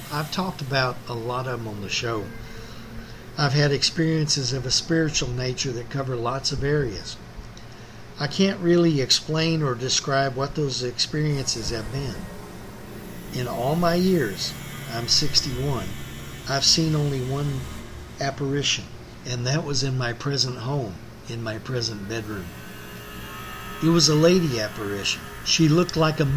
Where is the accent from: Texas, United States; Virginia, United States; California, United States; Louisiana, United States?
Texas, United States; Central; the home I grew up in Central Texas